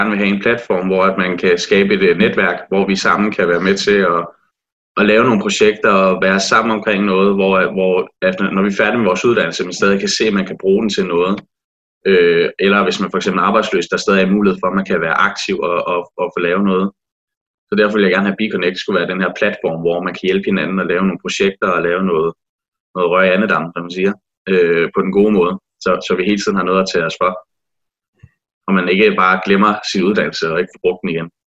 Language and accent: Danish; Næstved, Zealand, Denmark; og jeg kommer fra Næstved af, og er rigtig nævrdreng, øh, som i hele til hjertet.